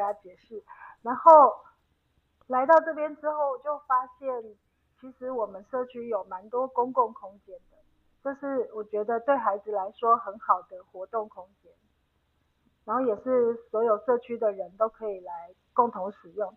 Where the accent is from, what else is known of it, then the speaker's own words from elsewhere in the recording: Yilan County, Taiwan; also born or lived in Ji'an, Hualien; now in Shoufeng, Taiwan; 像我住宜兰，我是宜兰人，然后我们就是住透天房子已经习惯了